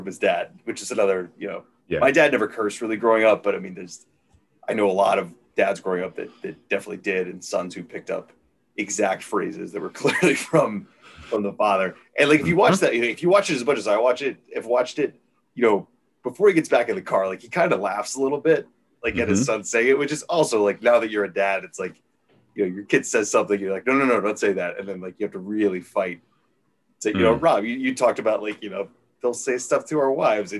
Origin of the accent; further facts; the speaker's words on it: Midwest, United States; growing up in the Midwest